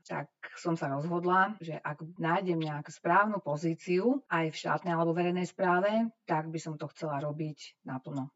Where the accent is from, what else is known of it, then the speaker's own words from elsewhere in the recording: Slovakia; uspela som ako jediná zo Slovenska